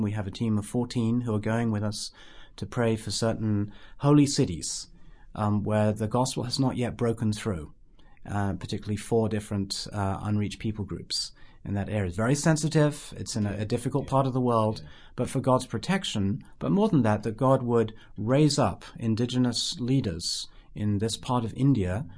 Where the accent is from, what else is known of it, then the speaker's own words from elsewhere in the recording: United Kingdom; I'm British